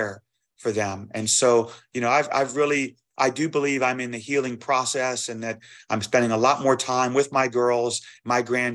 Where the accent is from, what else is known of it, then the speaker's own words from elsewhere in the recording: New Orleans, Louisiana, United States; moved away as an adult; also born or lived in Fayetteville, Arkansas; I'm from New Orleans